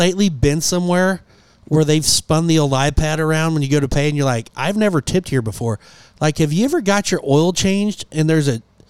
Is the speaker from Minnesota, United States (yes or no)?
yes; Minnesota, United States; I'm from Minnesota, so we know a thing or two about hockey.